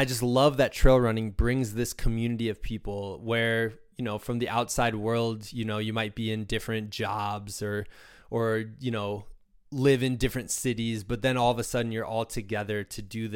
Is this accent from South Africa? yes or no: no; Midwest, United States; moved away; also born or lived in Danville, Virginia; I'm from the Midwest originally